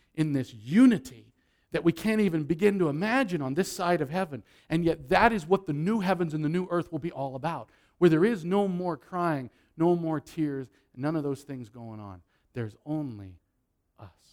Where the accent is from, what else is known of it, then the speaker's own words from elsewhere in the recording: Nebraska, United States; moved away; I'm from Nebraska